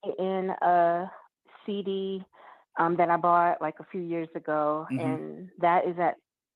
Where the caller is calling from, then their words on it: Georgia, United States; I'm calling from Georgia.